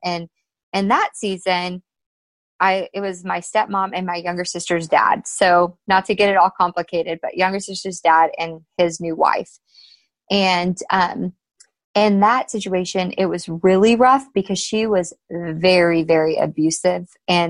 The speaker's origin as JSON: {"language": "English", "region": "Alaska", "country": "United States", "tie": "born or raised there", "said": "I was born in Alaska"}